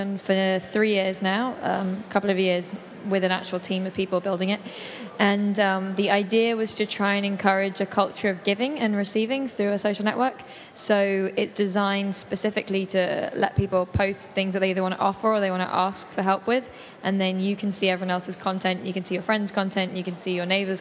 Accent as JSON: {"language": "English", "region": "London", "country": "United Kingdom", "tie": "born or raised there", "moved": "as an adult", "lives_now": "New York, United States", "said": "I grew up in London and have lived in New York for a few years"}